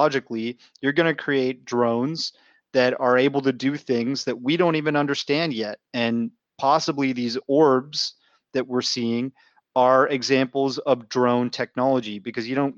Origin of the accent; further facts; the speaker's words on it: Canada; I'm from Canada